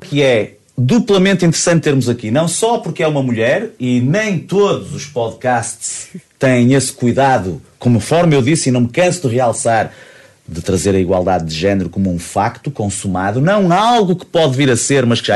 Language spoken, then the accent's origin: Portuguese; Braga, Norte, Portugal; moved away as an adult; now in Porto, Portugal; eu cresci em Braga